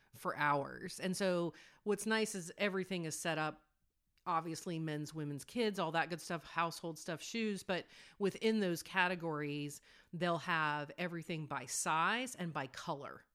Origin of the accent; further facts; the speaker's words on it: United States; as an American